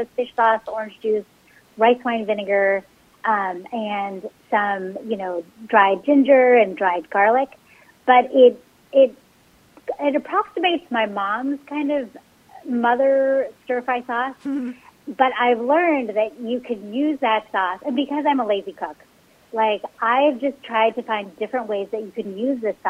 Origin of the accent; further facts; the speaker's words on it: San Francisco Bay Area, California, United States; growing up in the San Francisco Bay Area, like, my mom cooked Cantonese Chinese food